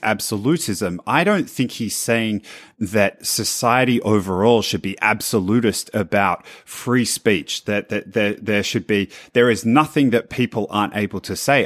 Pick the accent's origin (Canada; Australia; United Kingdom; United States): Australia; as an Australian